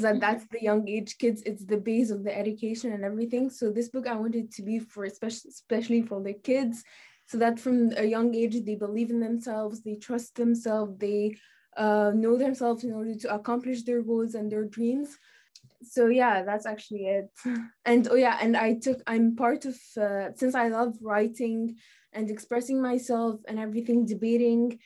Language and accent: English; Tunisia; now in Bahrain; I'm from Tunisia, and I'm a student at the French International School of Bahrain in grade 10